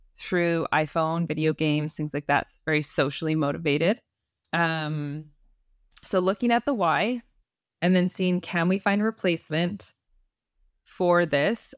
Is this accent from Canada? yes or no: yes; Canada; I'm Canadian